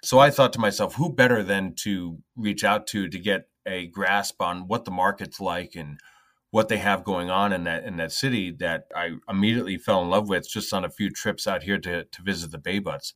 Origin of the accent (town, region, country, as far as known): Northeast Pennsylvania, United States; born or raised there; moved away; also born or lived in New York